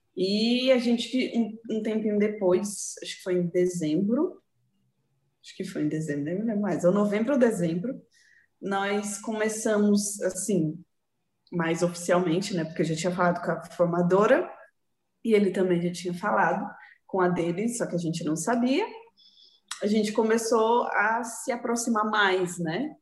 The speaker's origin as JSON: {"language": "Portuguese", "town": "Santo André", "region": "São Paulo", "country": "Brazil", "tie": "born or raised there", "said": "Sou natural de Santo André, São Paulo"}